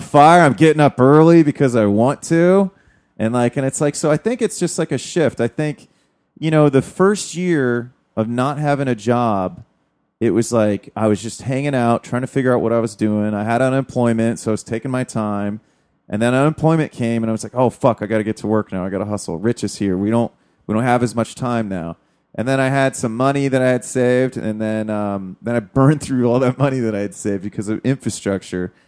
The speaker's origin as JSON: {"language": "English", "country": "United States"}